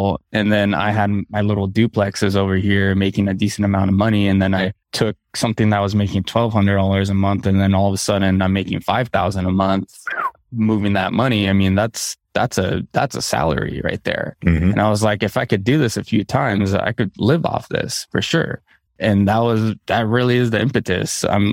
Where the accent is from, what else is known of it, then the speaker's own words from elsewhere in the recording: Southern California, United States; I grew up in Southern California